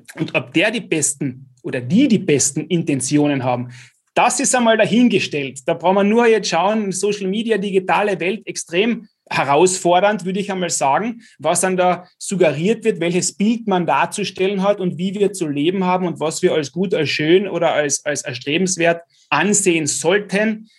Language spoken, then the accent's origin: German; Klagenfurt, Carinthia, Austria; als Klagenfurter mit KAC, VSV